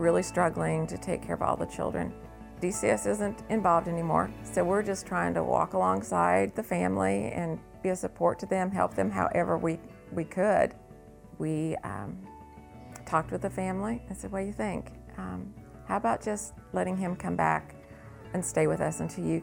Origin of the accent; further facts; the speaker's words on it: Salem, United States; I grew up in Salem, went to the Methodist church there